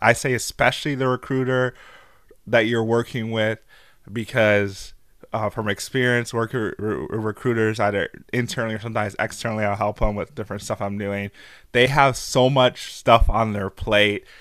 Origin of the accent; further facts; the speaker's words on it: St. Louis, Missouri, United States; moved away as an adult; also born or lived in Albuquerque, New Mexico; I'm from Saint Louis, so I was in Albuquerque, New Mexico, working for General Mills at the time.